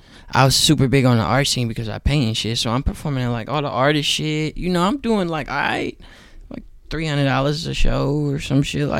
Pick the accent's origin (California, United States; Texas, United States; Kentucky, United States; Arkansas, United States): California, United States; Oakland; Because I was from Oakland. Not really necessarily me being black, but I was just from Oakland.